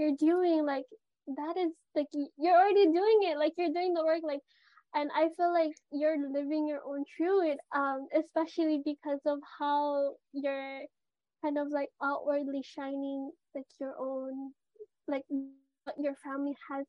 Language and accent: English; Philippines; I'm Filipino.